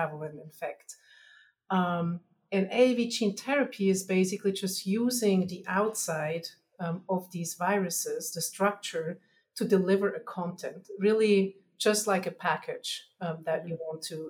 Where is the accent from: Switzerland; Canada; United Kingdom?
Switzerland; accent: Germanish; moved away; I'm originally from Switzerland, so you'll hear my Germanish accent